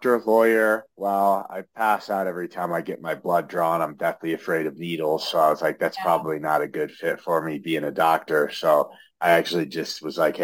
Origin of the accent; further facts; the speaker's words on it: Lincoln, Nebraska, United States; moved away as an adult; now in Denver, United States; I'm originally from Lincoln, Nebraska